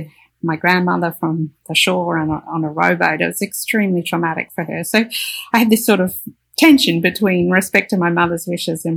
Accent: Australia; I'm an Australian

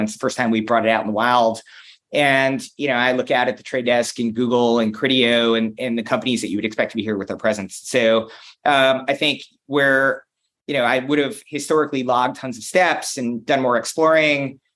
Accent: United States; I'm an American who's in Cologne

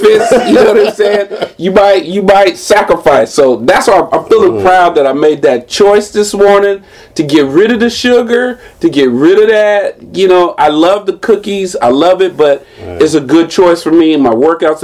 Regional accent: San Jose, California, United States; I'm from here. I'm from San Jose

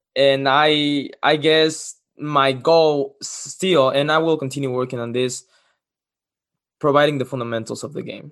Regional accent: Cancun, Quintana Roo, Mexico; English is a second language; moved away as an adult; also born or lived in Los Cabos, Mexico; now in Lincoln, United States; I'm from Mexico. Uh, I was born in Los Cabos, moved to Cancun, where I lived since I was six years old

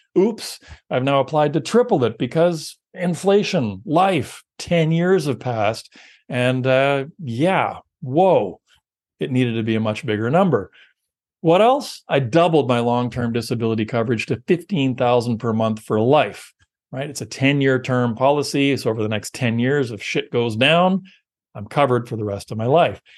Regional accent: Canada; we're Canadian

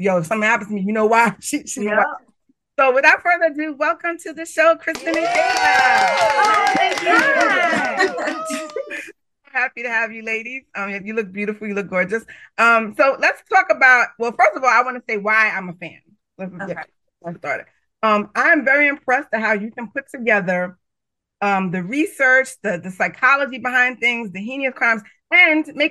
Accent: New York City, New York, United States; I'm from the Bronx. I'm from New York

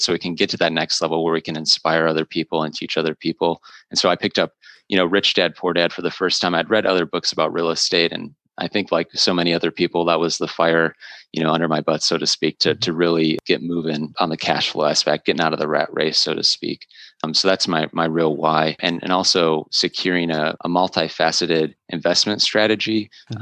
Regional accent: Wisconsin, United States; born and raised in Wisconsin

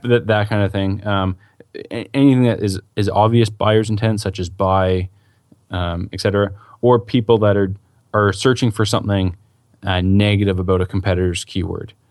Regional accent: Canada; I'm Canadian

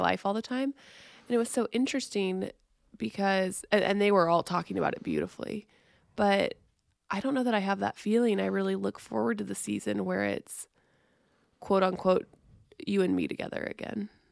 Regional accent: Missouri, United States; We're from Missouri

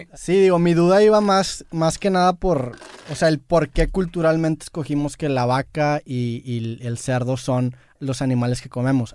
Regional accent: Mexico; soy mexicano

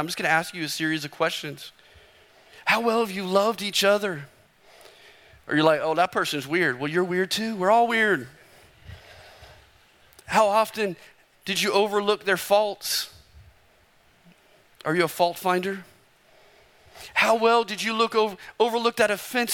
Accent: Arizona, United States; I'm from Arizona

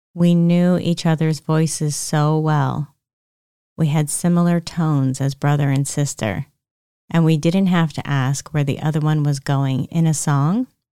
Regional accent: Pennsylvania, United States; We were raised in Pennsylvania

